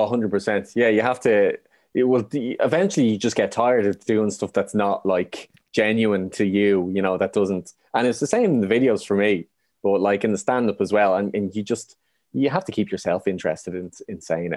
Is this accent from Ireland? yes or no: yes; Ireland; being Irish